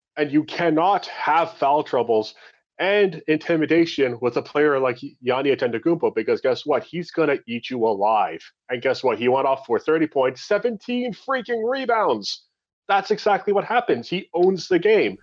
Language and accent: English; Canada; We're Canadian